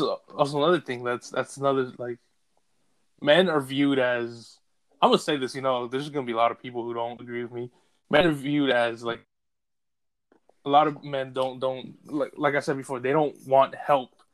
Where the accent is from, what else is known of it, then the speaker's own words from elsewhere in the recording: United States; me being an American